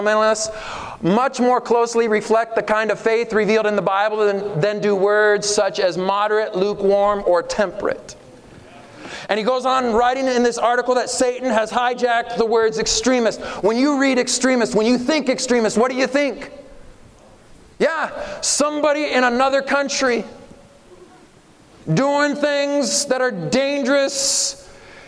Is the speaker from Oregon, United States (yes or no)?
yes; Oregon, United States; I'm from Oregon, grew up in Oregon